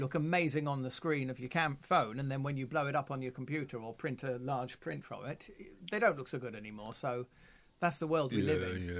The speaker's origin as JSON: {"language": "English", "country": "United Kingdom", "said": "We're British."}